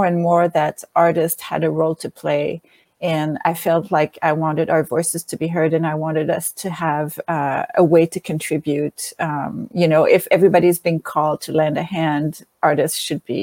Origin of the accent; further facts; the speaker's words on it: Montreal, Quebec, Canada; accent: French; English is a second language; moved away; I am from originally from Montreal, and I bring a French accent to the discussion